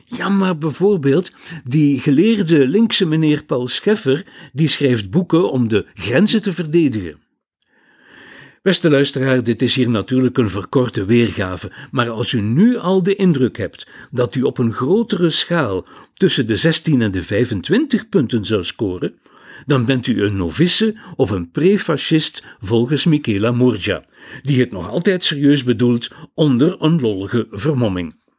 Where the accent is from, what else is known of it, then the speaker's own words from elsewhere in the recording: Flanders, Belgium; Bij ons in Vlaanderen